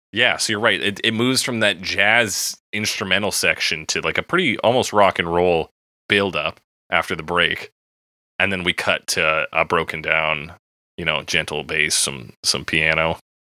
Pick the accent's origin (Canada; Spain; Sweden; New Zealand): Canada; I'm from Canada.